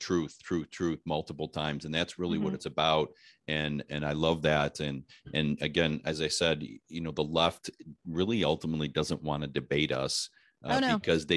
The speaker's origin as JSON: {"language": "English", "region": "Ohio", "country": "United States", "said": "I'm from Ohio"}